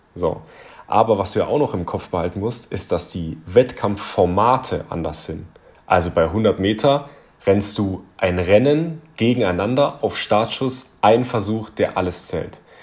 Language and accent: German; Southern Germany, Germany; also born or lived in Ulm; ich komme ja aus Süddeutschland, also ich lebe in Ulm, 100 Kilometer von München entfernt